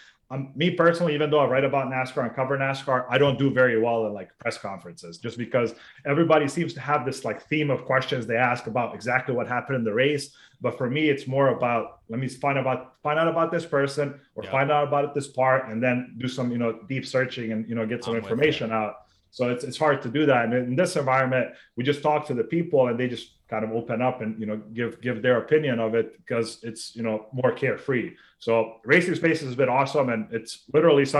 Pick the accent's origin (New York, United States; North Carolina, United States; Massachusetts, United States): North Carolina, United States; also born or lived in Sarajevo, Bosnia and Herzegovina; growing up in North Carolina